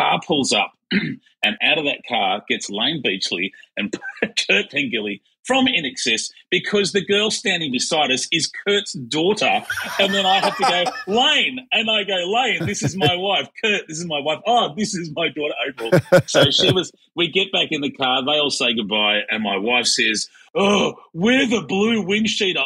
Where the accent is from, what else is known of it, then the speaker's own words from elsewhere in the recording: Melbourne, Victoria, Australia; I'm from Melbourne